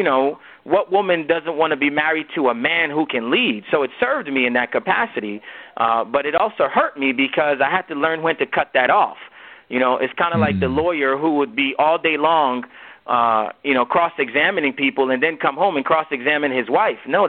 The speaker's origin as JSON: {"language": "English", "country": "United States", "tie": "born or raised there", "also_born_or_lived": "Nigeria", "said": "I'm a Nigerian-born man who grew up in America"}